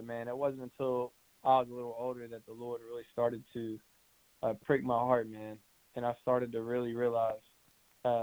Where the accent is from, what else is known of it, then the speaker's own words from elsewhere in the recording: Brunswick, Georgia, United States; moved away as an adult; now in Atlanta, United States; I'm from Brunswick, Georgia